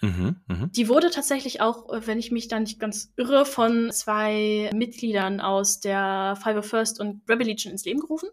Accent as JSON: {"language": "German", "region": "Northern Germany", "country": "Germany", "also_born_or_lived": "Flensburg", "said": "Ich komme aus dem Norden von Deutschland"}